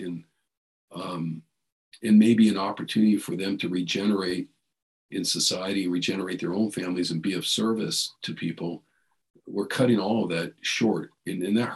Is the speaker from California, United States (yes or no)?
yes; San Jose, California, United States; I grew up in East San Jose